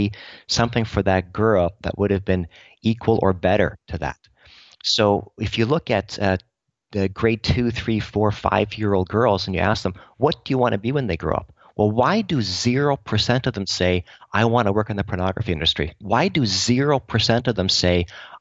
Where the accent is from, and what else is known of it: Canada